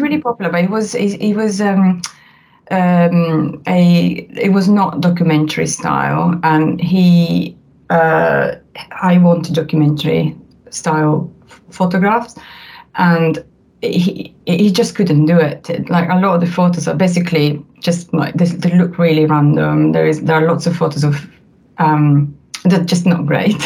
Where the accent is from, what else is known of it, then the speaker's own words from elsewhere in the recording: Italy; accent: Italian; English is a second language; now in United Kingdom; as you can tell from my accent, I'm Italian